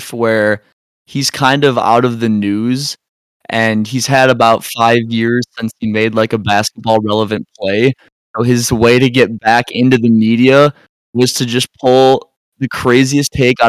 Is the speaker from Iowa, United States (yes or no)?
no; Illinois, United States; also born or lived in Wisconsin; I'm born and raised in Illinois, and I went to school up in Wisconsin.